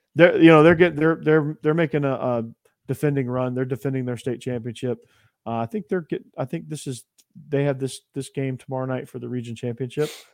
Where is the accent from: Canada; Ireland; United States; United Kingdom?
United States; Georgia; now in Tennessee, United States; I grew up in, I live in Tennessee now, but I, I grew up in Georgia.